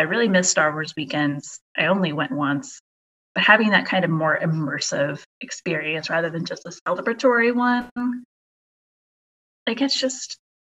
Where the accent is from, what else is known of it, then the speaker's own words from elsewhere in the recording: Midwest, United States; I grew up in the Midwest, so we were closer to Walt Disney World.